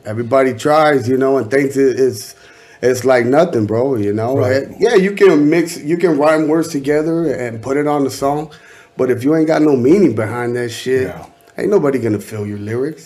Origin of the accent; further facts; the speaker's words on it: Anaheim, California, United States; I'm from Anaheim, California.